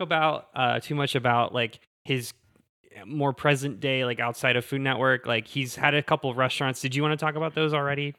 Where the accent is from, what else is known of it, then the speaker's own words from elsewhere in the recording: Southwest Pennsylvania, United States; moved away; born and raised in South, Southwest Pennsylvania